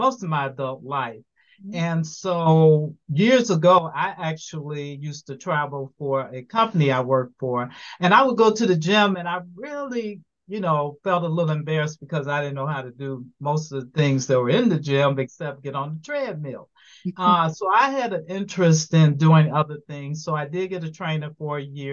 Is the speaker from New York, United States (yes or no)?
no; Chicago, Illinois, United States; moved away as an adult; now in Atlanta, United States; I am originally from Chicago, Illinois, and I have been in Atlanta for 13 years.